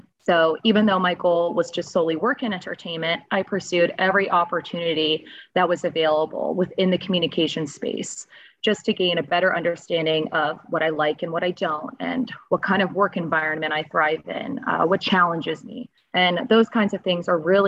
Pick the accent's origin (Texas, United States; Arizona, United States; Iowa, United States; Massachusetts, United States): Massachusetts, United States; Boston; also born or lived in Florida; now in Los Angeles, United States; I'm originally from Boston